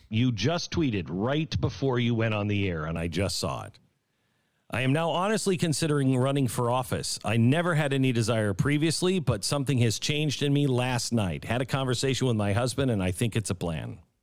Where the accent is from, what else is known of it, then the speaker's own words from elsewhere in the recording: Connecticut, United States; moved away; also born or lived in New York / New York City; I grew up in Connecticut. I, I came up in New York. I, sp- I spent, um, you know, my early 20s, seven years in New York City. I was born in New York.